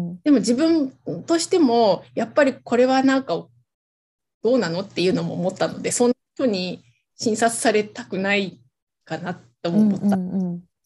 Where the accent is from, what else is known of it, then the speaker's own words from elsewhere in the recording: Hokkaido, Japan; moved away as an adult; 地元に帰るっていうのはもう決めていたので、で、それで地元の北海道に帰ってきて